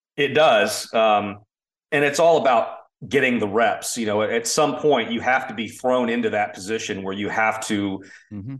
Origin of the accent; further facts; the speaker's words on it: Orlando, Florida, United States; I grew up in Orlando